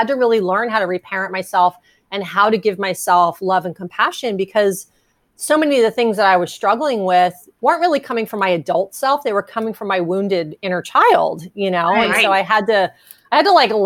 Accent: New Jersey, United States; moved away as an adult; also born or lived in California; I grew up in New Jersey. And when I moved to California in the 90s

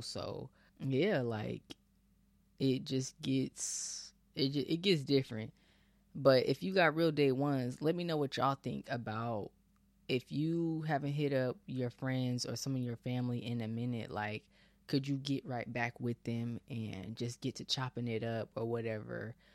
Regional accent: Bay Area, Northern California, United States; moved away as an adult; now in Texas, United States; I'm Bay Area with it pretty much

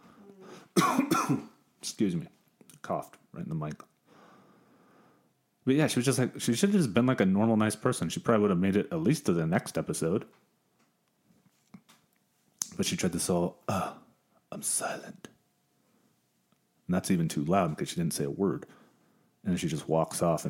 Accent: San Diego, California, United States; We're both from San Diego, me and Big O. Big San Diego natives

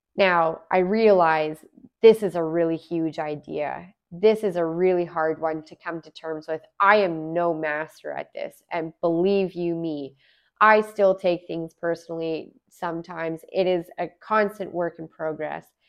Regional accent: Alberta, Canada; moved away as an adult; also born or lived in Smithers, British Columbia; now in Vancouver, Canada; I'm originally from Alberta. I was, I've lived in Alberta for many years.

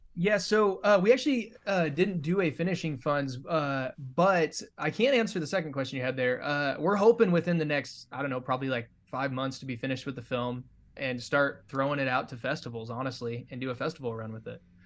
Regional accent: Nebraska, United States; moved away as an adult; I'm originally from Nebraska, and I moved out here just a couple

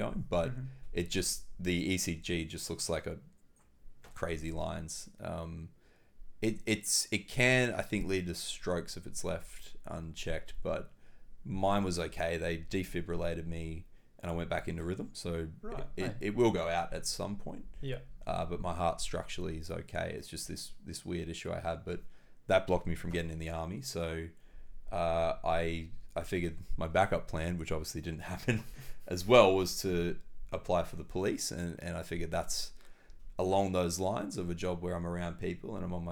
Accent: Ipswich, Queensland, Australia; now in Gold Coast, Australia; I grew up in Ipswich, which is a great city west of Brisbane, about an hour west of where we are.

